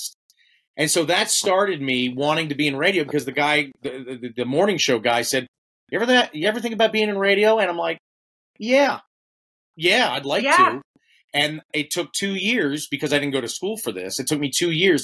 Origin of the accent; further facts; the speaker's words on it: Baltimore, Maryland, United States; also born or lived in Phoenix, Arizona; now in Cody, United States; I am not from Phoenix. I am from Maryland